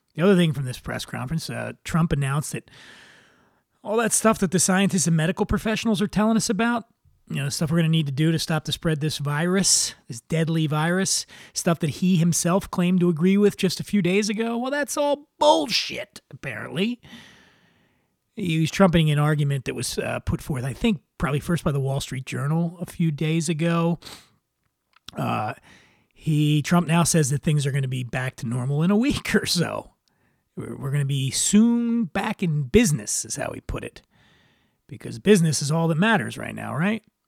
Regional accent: Philadelphia, Pennsylvania, United States; growing up in Northeast Philly

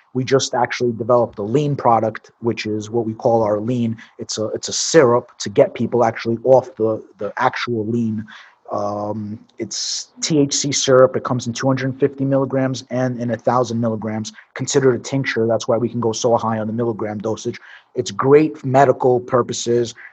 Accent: New York City, New York, United States; moved away; I'm from Brooklyn. So born and raised in Brooklyn, New York. Uh, grew up basically uh, around the Coney Island area.

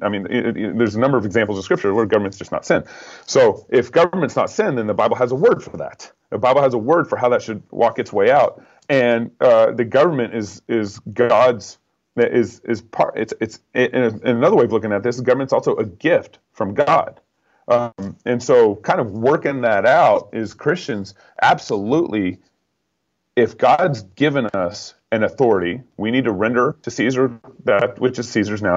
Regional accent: Texas, United States; now in Idaho, United States; I live in Idaho. Although I grew up in Texas.

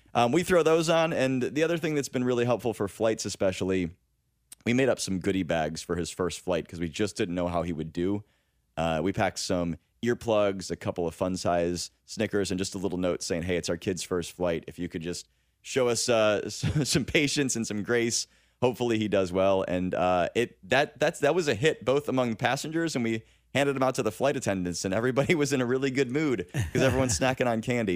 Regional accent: Michigan, United States; moved away; also born or lived in New York City / Cayman Islands; I grew up in Michigan

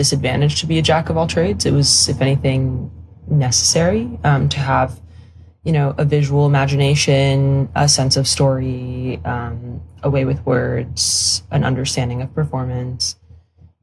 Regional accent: Paris, Île-de-France, France; moved away as an adult; also born or lived in Stanford, United States / London, United Kingdom / New Zealand; I'm French. I am from Paris. I'm French and Polish

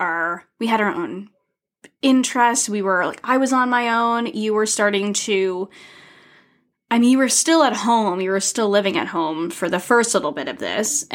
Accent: Rhode Island, United States; moved away as an adult; also born or lived in Toronto; But no, I'm from Rhode Island, small state with the longest name.

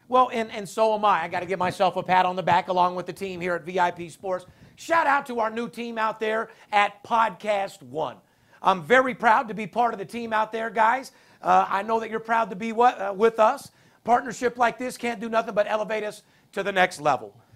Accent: Las Vegas, Nevada, United States; I'm third generation, born and raised in Las Vegas

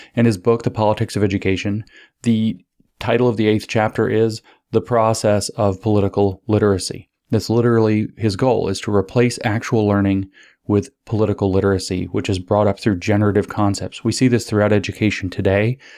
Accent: United States; growing up in the United States

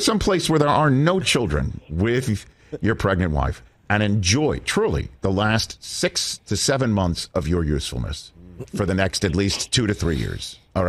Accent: New York City, New York, United States; I'm from Staten Island.

